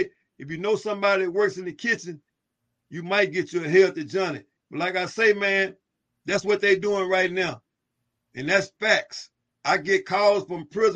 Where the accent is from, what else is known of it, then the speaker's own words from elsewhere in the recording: Dallas, Texas, United States; I'm born and raised in West Dallas, Texas, man. Born and raised in West Dallas, Texas. Housing projects.